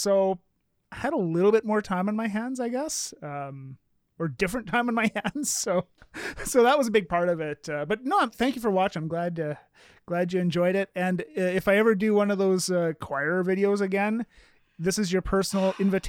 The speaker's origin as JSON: {"language": "English", "country": "Canada", "said": "And because I'm Canadian, I'll just say sorry."}